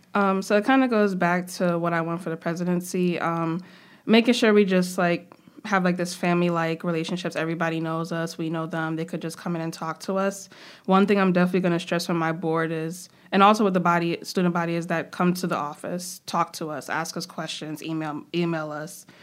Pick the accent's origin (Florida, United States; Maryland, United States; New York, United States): New York, United States; New York City; also born or lived in Trinidad and Tobago; I am from Brooklyn, from New York